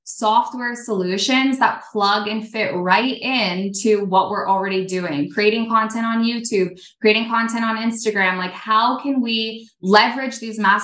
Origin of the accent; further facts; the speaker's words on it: Burlington, Vermont, United States; I grew up in Vermont